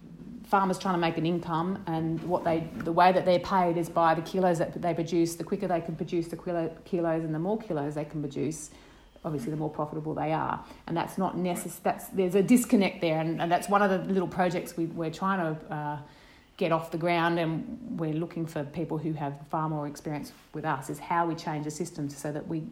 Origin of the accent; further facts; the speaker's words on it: Brisbane, Queensland, Australia; now in Mary Valley, Australia; I grew up in Brisbane